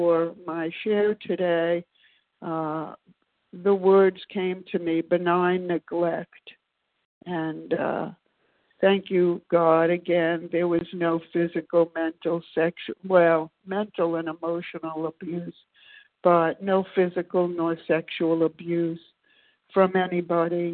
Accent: New York City, New York, United States; now in Maryland, United States; I was born, as I said, in Brooklyn, New York, many, many years ago

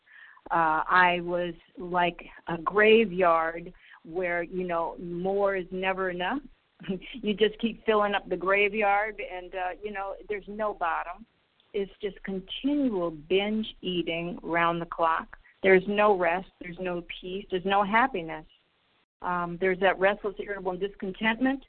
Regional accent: Israel; I'm from Israel

